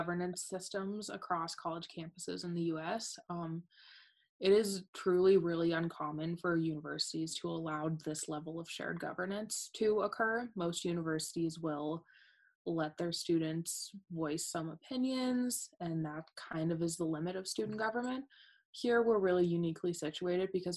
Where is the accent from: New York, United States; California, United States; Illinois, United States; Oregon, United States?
Oregon, United States; Bend; moved away as an adult; now in Missoula, United States; I'm originally from Bend, Oregon, where I live with my mom and dad and two cats.